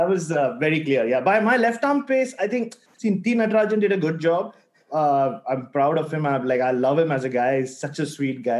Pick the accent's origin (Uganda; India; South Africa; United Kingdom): India; As an Indian journalist